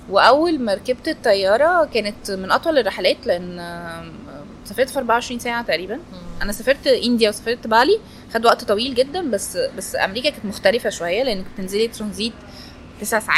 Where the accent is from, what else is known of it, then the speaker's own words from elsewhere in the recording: Egypt; انا كنت الوحيده من مصر